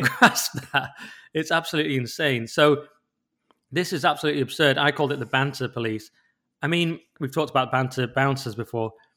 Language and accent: English; England, United Kingdom; as an English person